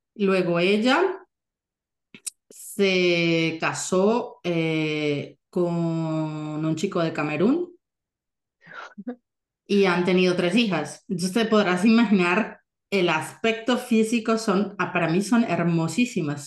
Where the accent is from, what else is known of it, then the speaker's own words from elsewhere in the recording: Colombia; moved away as an adult; now in Germany; nací, crecí en Colombia y es una gran parte de mí